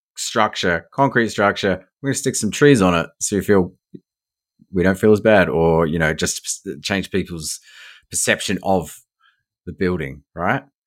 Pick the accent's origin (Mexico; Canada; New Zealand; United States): New Zealand; now in Australia; where I grew up in New Zealand